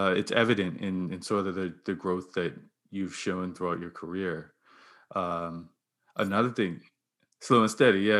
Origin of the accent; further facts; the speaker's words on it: Bermuda; I grew up in Bermuda